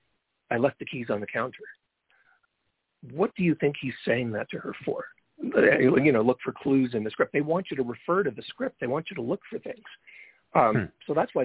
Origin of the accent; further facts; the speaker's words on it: London, Ontario, Canada; also born or lived in Brantford, Ontario / Toronto, Ontario; I grew up in London, Ontario